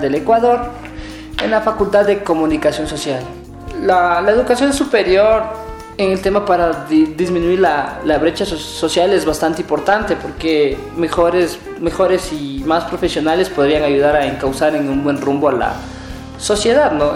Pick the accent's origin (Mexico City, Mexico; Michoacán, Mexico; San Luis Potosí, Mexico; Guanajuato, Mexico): Guanajuato, Mexico; soy de Guanajuato